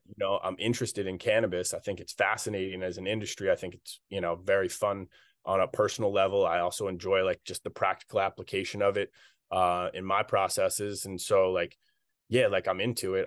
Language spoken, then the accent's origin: English; Carlisle, Pennsylvania, United States; my hometown of Carlisle, Pennsylvania